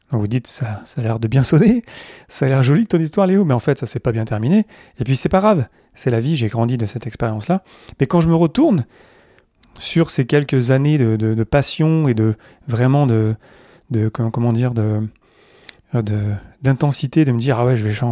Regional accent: France; also born or lived in Montreal, Canada / Zurich, Switzerland; Même si je suis français, en fait, j'ai fait Paris, Montréal, Zurich. J'ai pas fait Paris, euh, Montréal, Paris, Zurich.

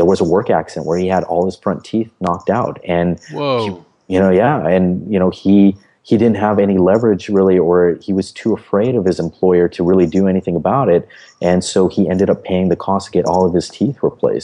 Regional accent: United States; as an American

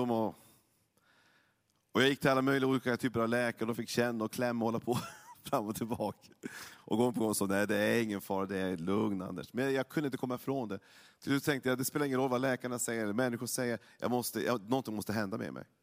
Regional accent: Norrland, Sweden; Jag är ju norrlänning, jag, jag har ju en, jag har mina gener från min pappa väldigt mycket.

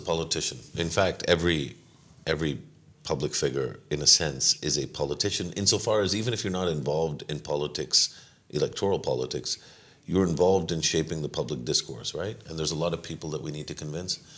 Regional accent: Pakistan; as a Pakistani

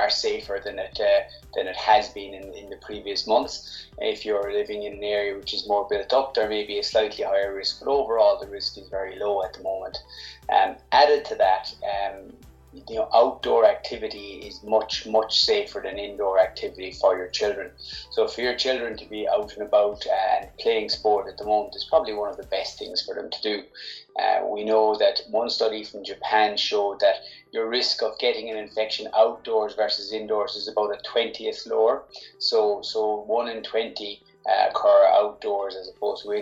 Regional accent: Cork, Munster, Ireland; I'm from Cork

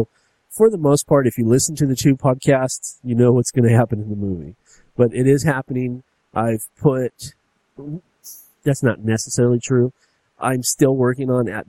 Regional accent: United States; I'm American

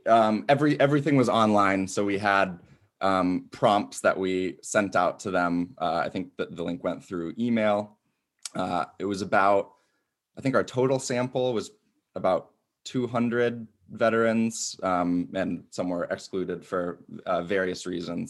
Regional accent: Ann Arbor, Michigan, United States; moved away as an adult; now in DeKalb, United States; Hometown is Ann Arbor, Michigan, uh, and currently living in DeKalb, Illinois

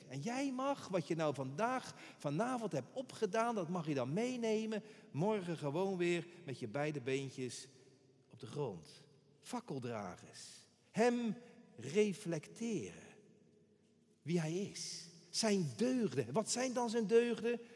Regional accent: Rotterdam, South Holland, Netherlands; Ik ben een Rotterdammer, ik, ben, ik blijf altijd een tiener. Een tiener, bedoel ik dan. Hier geboren, in een rook van Rotterdam getogen

